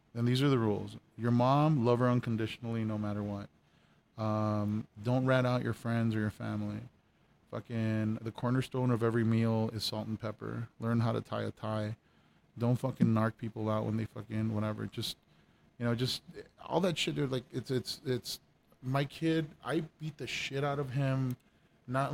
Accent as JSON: {"language": "English", "town": "El Paso", "region": "Texas", "country": "United States", "tie": "born or raised there", "said": "I grew up in Segundo Barrio all my fucking life"}